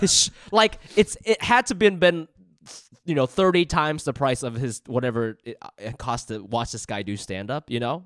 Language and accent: English; Columbus, Ohio, United States; moved away as an adult; now in Los Angeles, United States; where I grew up in Columbus